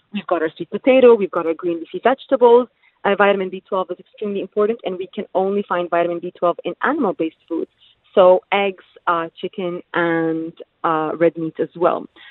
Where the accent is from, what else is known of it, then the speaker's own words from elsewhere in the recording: United Arab Emirates; I'm originally Palestinian, but born and raised in the UAE.